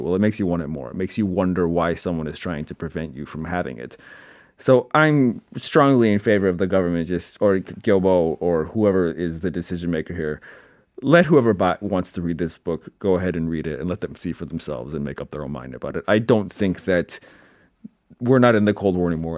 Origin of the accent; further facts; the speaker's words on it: Canada; now in Seoul, South Korea; I come across as too Canadian